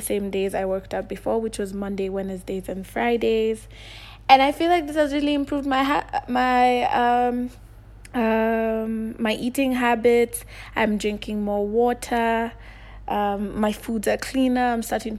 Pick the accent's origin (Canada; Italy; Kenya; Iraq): Kenya; also born or lived in Nairobi, Kenya; I'm from Kenya and I live in Nairobi.